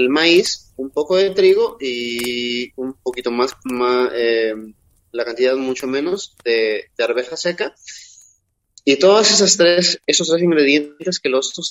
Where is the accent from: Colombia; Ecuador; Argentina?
Ecuador; Quilanga, Loja; Eh, como yo nací